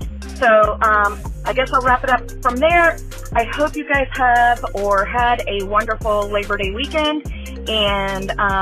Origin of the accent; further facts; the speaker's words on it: Indiana, United States; And yes, I am from Indiana.